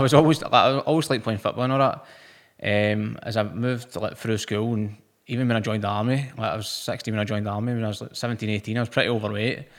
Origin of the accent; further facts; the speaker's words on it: Motherwell, Scotland, United Kingdom; I'm from Motherwell.